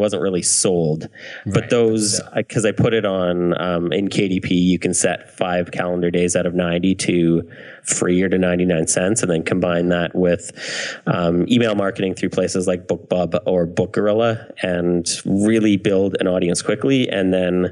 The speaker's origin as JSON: {"language": "English", "country": "Canada", "said": "I'm Canadian"}